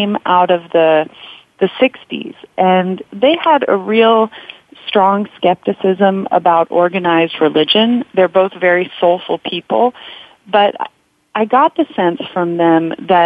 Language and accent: English; California, United States; I am a California girl. I was raised in California in a secular middle-class family